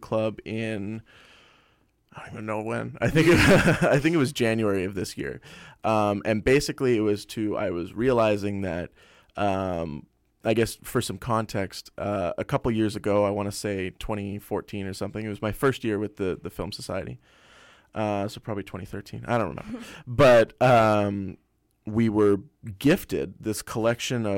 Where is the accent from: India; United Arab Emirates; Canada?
Canada; Toronto, Ontario; moved away; I'm originally from Toronto, Ontario